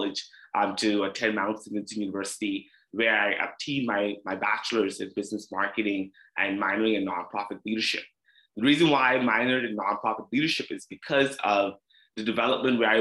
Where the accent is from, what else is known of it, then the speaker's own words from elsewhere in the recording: Treasure Cay, Abaco, Bahamas; moved away as an adult; also born or lived in Prince Edward Island; now in Halifax, Canada; Grew up all the way in Treasure Key, Abaco, Bahamas. I'm a Bahamian, proud to be a Bahamian